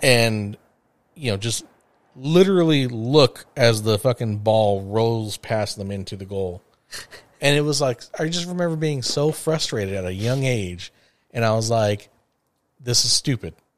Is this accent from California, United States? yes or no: yes; Los Angeles, California, United States; growing up in the San Fernando Valley